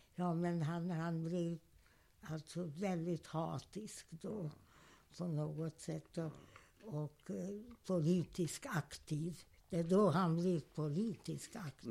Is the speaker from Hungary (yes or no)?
yes; Hungary; first language German; Swedish is a second language; moved away as an adult; also born or lived in Budapest